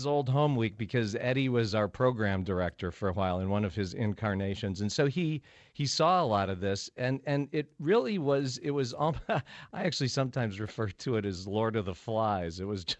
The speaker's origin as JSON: {"language": "English", "region": "Connecticut", "country": "United States", "said": "I'm from Connecticut. How you doing?"}